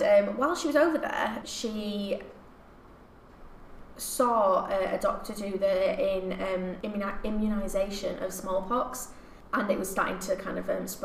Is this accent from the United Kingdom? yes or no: yes; England, United Kingdom; we are English